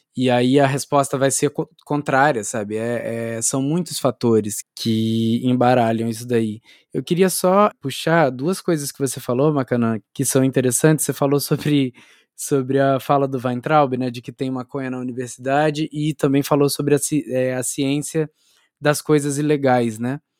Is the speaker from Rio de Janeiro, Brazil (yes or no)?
yes; interior of Rio de Janeiro state, Brazil; now in Campinas, Brazil; Eu, eu sou do interior do Rio, e, mas eu estudei aí também no, no Rio Capital